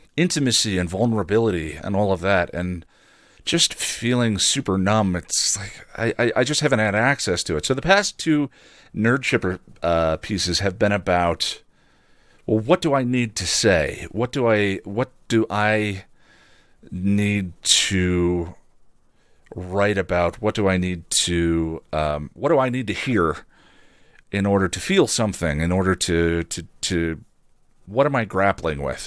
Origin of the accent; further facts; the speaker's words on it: Illinois, United States; I'm from Illinois